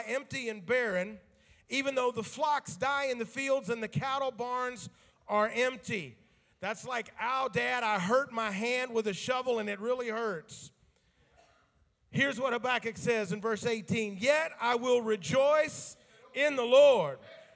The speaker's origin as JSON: {"language": "English", "region": "the South", "country": "United States", "tie": "born or raised there", "said": "me growing up in the South"}